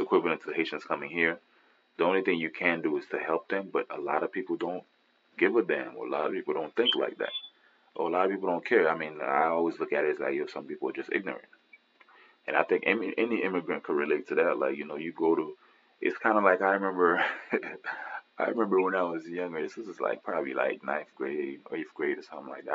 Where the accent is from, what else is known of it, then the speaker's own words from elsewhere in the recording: Miami, Florida, United States; I was raised in Miami